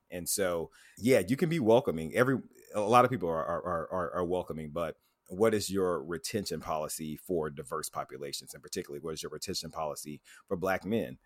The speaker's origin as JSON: {"language": "English", "town": "Tuscaloosa", "region": "Alabama", "country": "United States", "tie": "born or raised there", "said": "I grew up in Tuscaloosa, Alabama"}